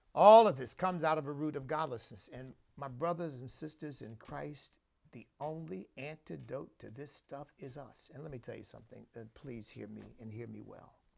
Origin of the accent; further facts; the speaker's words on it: Pennsylvania, United States; moved away; I grew up in Pennsylvania